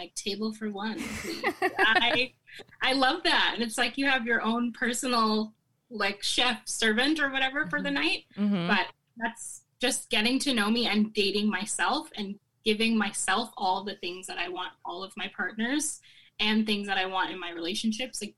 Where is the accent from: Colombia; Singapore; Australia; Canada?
Canada; I'm Caribbean Canadian. Like, my mom's from Jamaica and my dad's from Barbados